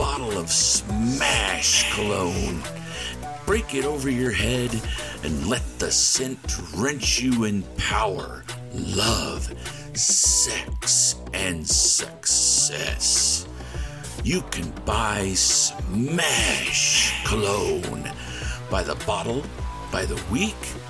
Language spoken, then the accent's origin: English; Independence, Missouri, United States; my hometown of Independence, Missouri